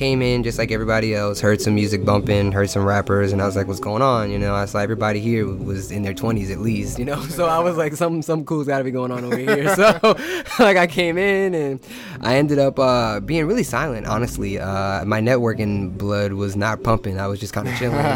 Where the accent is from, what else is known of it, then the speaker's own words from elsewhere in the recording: Virginia Beach, Virginia, United States; I'm actually from Virginia Beach.